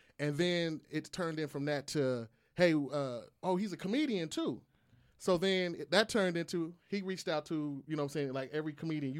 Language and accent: English; Kansas City, United States; moved away as an adult; now in Dallas, United States; I'm originally from Kansas City.